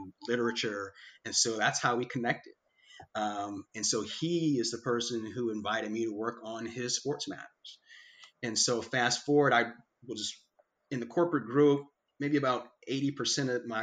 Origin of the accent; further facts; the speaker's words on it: Chicago, Illinois, United States; also born or lived in South Side, Chicago; I was born on the South Side, and then I was like 6 or 7 years old, we moved to the South Suburbs of Chicago